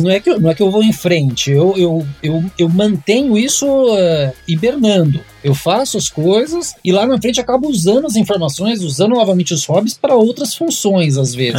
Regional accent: Mogi das Cruzes, São Paulo, Brazil; eu tive uma choperia na minha cidade natal, em Monte das Cruzes.

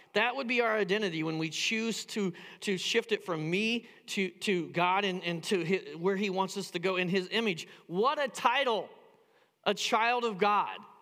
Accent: Indiana, United States; now in Phoenix, United States; I grew up in the Midwest. I grew up in Indiana

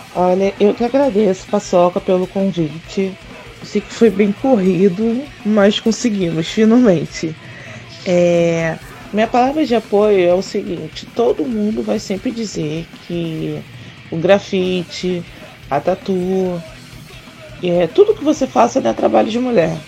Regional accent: Rio de Janeiro, Brazil; Eu sou do Rio de Janeiro e eu rodo o Brasil todo tatuando

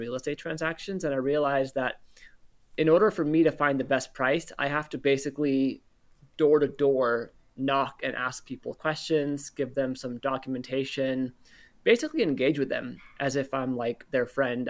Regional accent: Northern California, United States; I'm born and raised in Northern California

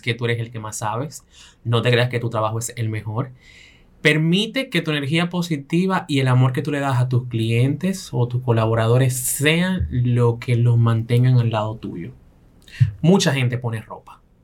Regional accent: Belgium; Yo crecí en Bélgica con cinco mujeres

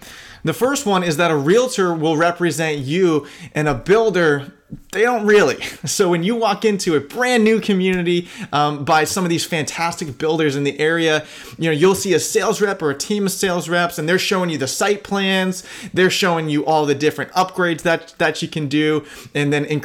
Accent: Sarasota, Florida, United States; I grew up in Sarasota

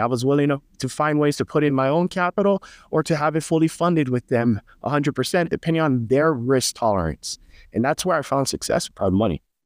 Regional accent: Hawaii, United States; I'm from Hawaii, so, you know, it's very high cost of living

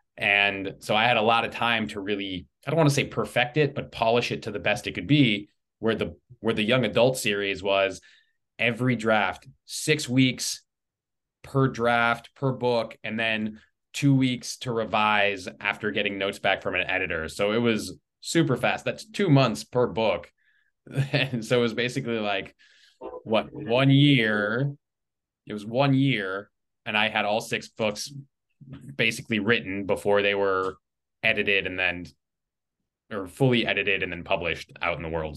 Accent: Los Angeles, California, United States; moved away as an adult; now in Simi Valley, United States; I was born and raised in the Los Angeles area

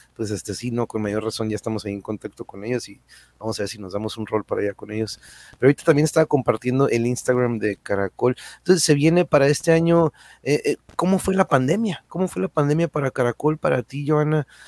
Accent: Tijuana, Baja California, Mexico; moved away; also born or lived in Mexico City; yo nací, crecí aquí, este, nos fuimos un rato al DF, pero pues aquí estamos de nuevo en la Tijuas

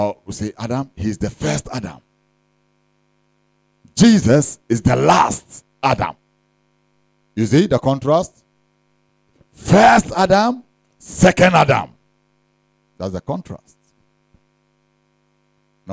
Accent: Ghana

